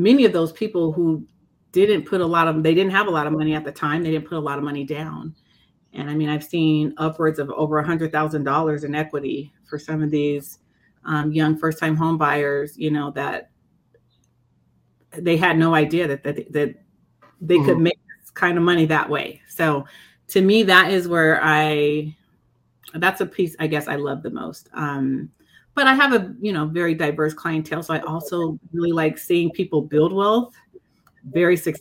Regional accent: Denver, Colorado, United States; I'm a product of Denver. So I'm a Denver native, grew up right in the city.

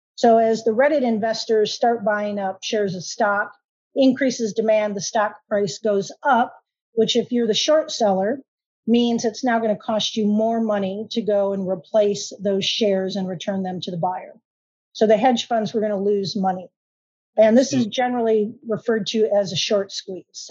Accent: Michigan, United States; now in Oklahoma, United States; I actually am a transplant to Oklahoma. I grew up in Michigan

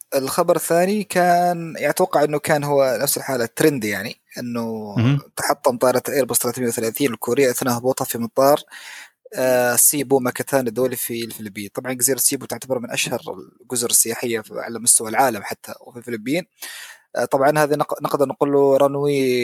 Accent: Oman; طيران السلام عندنا في عمان

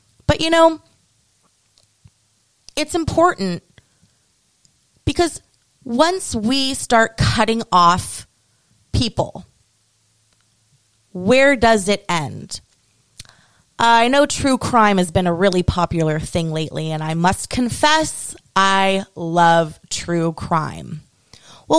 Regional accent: United States; as an American

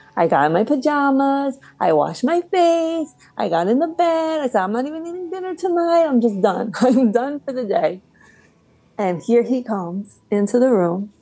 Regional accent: New Jersey, United States; I grew up in Central Jersey

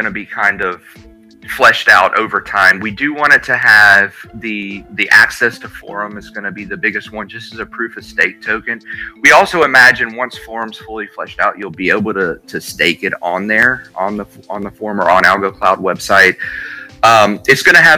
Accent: Alabama, United States; I live in Alabama, born and raised in Alabama

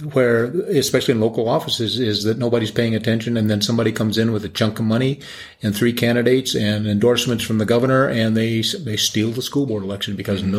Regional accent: Denver, Colorado, United States; now in Colorado Springs, United States; Well, I grew up in Denver and went to Denver Public Schools, and then I came down to Colorado Springs to go to Colorado College

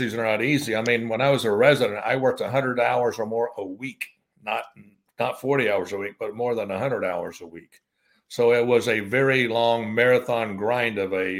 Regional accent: Kentucky, United States; moved away as an adult; now in Southwest Florida, United States; I'm originally from Kentucky, but I've been here 43 years.

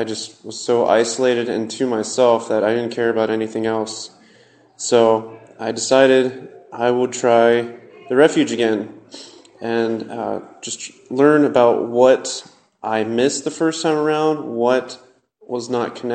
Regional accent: Lancaster, Ohio, United States; I was born and raised in Lancaster, Ohio.

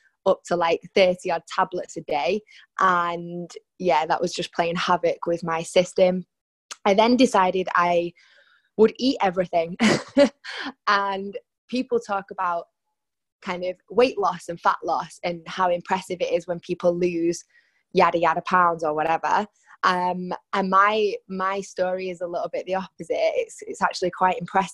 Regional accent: Salford, North West England, United Kingdom; moved away as an adult; now in Barcelona, Spain; Growing up in Salford in Manchester

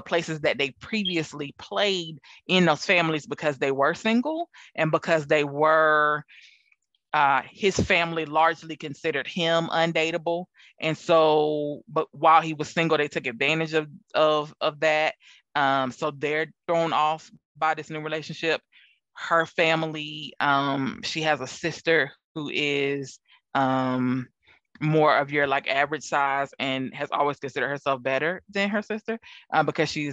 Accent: the South, United States; I'm from the South

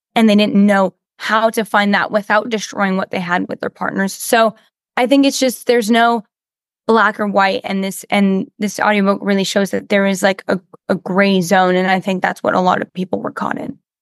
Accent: Canada; I do a lot of dubbing in French because I'm French Canadian

